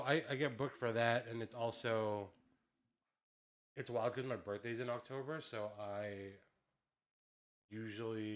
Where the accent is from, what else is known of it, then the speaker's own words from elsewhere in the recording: Philippines; moved away; since I was born over there, I'm just Filipino who can like speak English really well